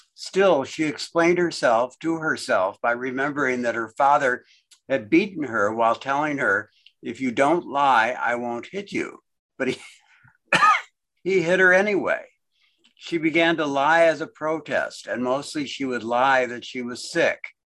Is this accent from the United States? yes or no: yes; United States; also born or lived in Austin; I was born in the United States